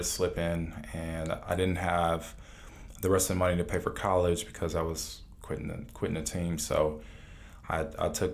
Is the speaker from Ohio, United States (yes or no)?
yes; Cleveland, Ohio, United States; now in Atlanta, United States; I grew up in Cleveland, Ohio